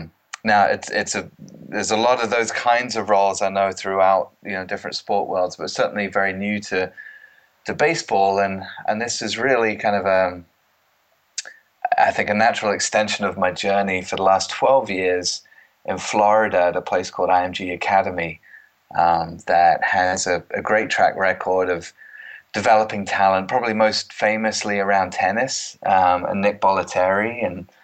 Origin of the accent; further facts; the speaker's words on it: East of England, United Kingdom; accent: mid-Atlantic; moved away as an adult; now in United States; I'm actually born and bred in Cambridgeshire, funnily enough, and spent most of my life there. But I'm closing in on 20 years now in the United States. So I call it a mid-Atlantic accent, so it's not really English anymore, and it's not American